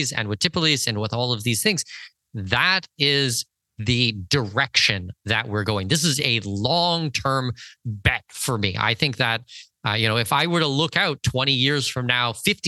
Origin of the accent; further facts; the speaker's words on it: Canada; now in Latin America; I'm a Canadian